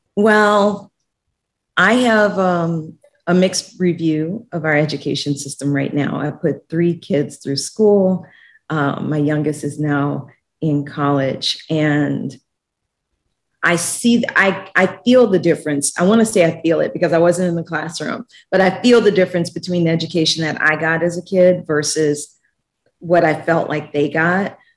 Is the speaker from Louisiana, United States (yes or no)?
yes; New Orleans, Louisiana, United States; moved away as an adult; also born or lived in Washington, D.C. / Guatemala / Mexico; New Orleans is my hometown